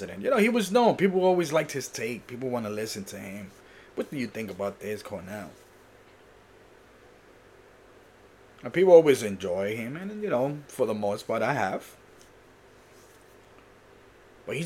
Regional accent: Puerto Rico; I was born in Puerto Rico

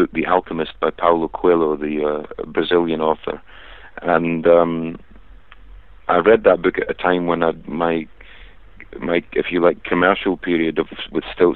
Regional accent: Scotland, United Kingdom; I'm Scottish.

